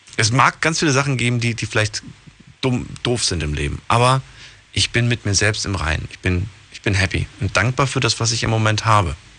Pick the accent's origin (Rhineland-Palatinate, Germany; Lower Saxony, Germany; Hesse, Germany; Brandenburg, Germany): Rhineland-Palatinate, Germany; Ludwigshafen; Bin ja auch aus Ludwigshafen